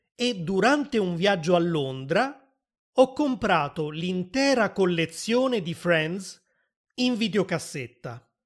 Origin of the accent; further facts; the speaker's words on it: Naples, Campania, Italy; sono nato a Napoli, nel sud dell'Italia